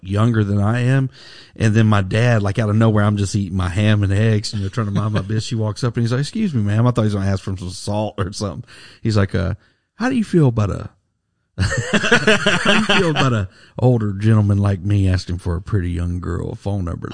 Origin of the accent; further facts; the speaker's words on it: Alabama, United States; when I was growing up in Alabama